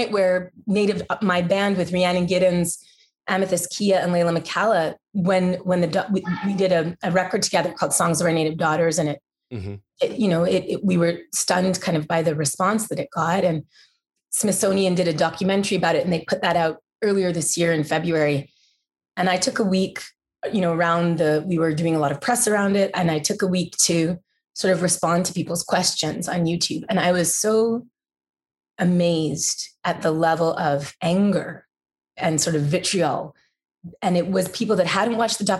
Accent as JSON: {"language": "English", "town": "Montreal", "region": "Quebec", "country": "Canada", "tie": "born or raised there", "first_language": "English", "moved": "yes", "lives_now": "Nashville, United States", "said": "I'm technically not French Canadian, although I grew up in French Canada"}